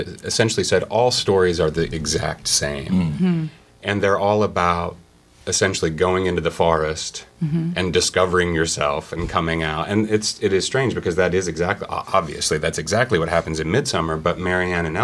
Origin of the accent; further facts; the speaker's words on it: Seymour, Indiana, United States; moved away; also born or lived in New York; I'm originally from southern Indiana. I'm from a town called Seymour, Indiana